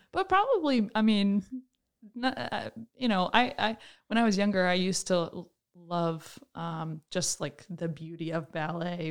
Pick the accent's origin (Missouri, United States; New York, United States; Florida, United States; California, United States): New York, United States; Troy; I am originally from Troy, New York. I grew up in a big family